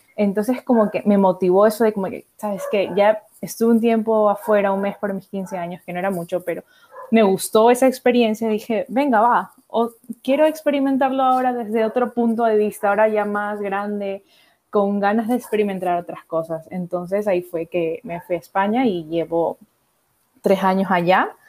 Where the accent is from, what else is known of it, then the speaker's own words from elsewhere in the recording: Guayaquil, Guayas, Ecuador; moved away as an adult; also born or lived in Galápagos; now in Spain; vivir viví en Guayaquil